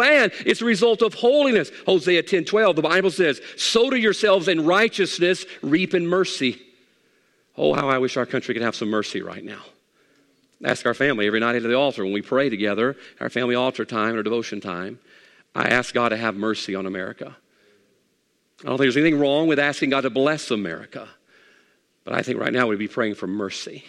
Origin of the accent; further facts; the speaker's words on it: United States; as an American